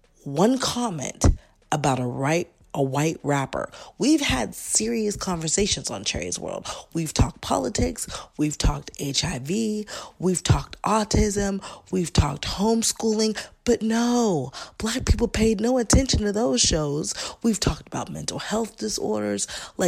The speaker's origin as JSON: {"language": "English", "town": "Pittsburgh", "region": "Pennsylvania", "country": "United States", "tie": "born or raised there", "moved": "yes", "lives_now": "California, United States", "said": "We're from Pittsburgh, okay?"}